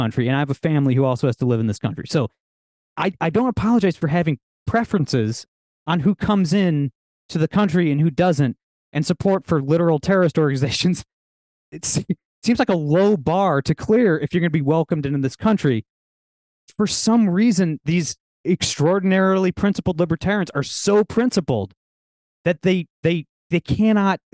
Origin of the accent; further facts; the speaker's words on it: Ohio, United States; I'm from Ohio, always have been